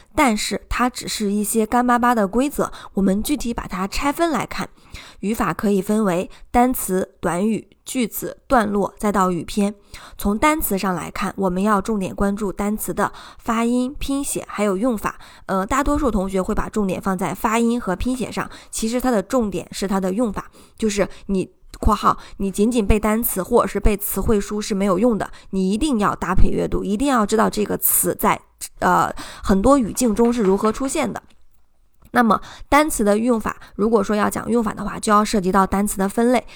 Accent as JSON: {"language": "Chinese", "country": "China", "said": "这是我们中国人特别容易忽略的地方"}